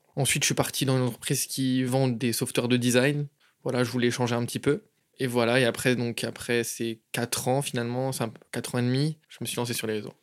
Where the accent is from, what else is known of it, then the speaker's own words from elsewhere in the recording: Chantilly, Hauts-de-France, France; moved away as an adult; now in Barcelona, Spain; Je suis d'originaire de France de base, à côté de Paris, dans une ville qui s'appelle Chantilly, donc à 45 minutes de Paris.